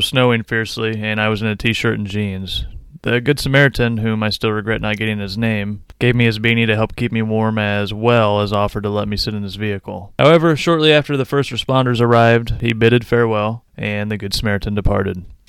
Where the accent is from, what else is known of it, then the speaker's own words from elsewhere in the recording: Quincy, Illinois, United States; also born or lived in Decatur, Illinois; I was born in Decatur, Illinois. My parents divorced at age three, and I was raised by my mother for the next ten years or so. We lived in poverty in the town of Quincy, Illinois.